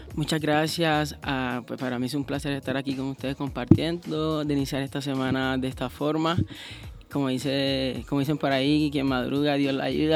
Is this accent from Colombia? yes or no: yes; Cartagena, Bolívar, Colombia; yo soy de Cartagena, así que pues yo vengo de la costa